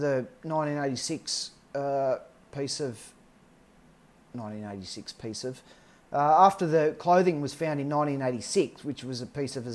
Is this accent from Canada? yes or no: no; Australia; I'm Australian